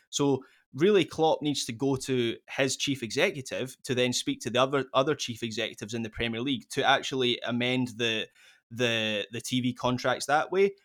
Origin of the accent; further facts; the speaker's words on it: Scotland, United Kingdom; as a Scot